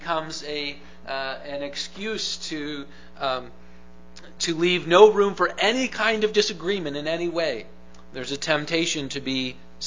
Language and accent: English; Grand Rapids, Michigan, United States; I grew up in the Grand Rapids, Michigan area